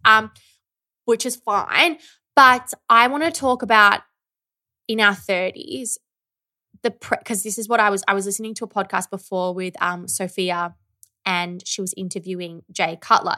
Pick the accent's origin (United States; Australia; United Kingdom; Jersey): Australia; Victoria; now in Melbourne, Australia; I grew up in the country